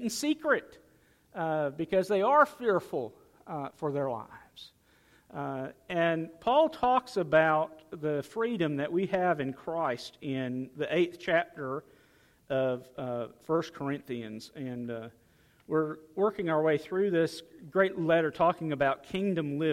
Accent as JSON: {"language": "English", "country": "United States", "said": "I'm glad to be an American."}